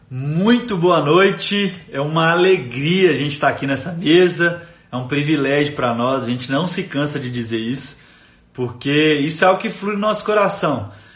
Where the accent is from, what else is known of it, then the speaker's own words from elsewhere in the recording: Timóteo, Minas Gerais, Brazil; Eu sou de Timóteo